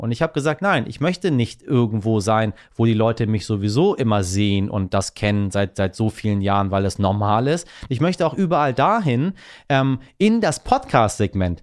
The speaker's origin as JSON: {"language": "German", "country": "Iran", "said": "als Iraner"}